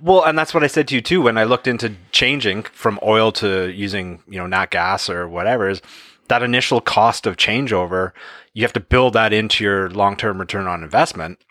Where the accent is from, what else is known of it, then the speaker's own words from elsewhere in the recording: Canada; here in Canada as Canadians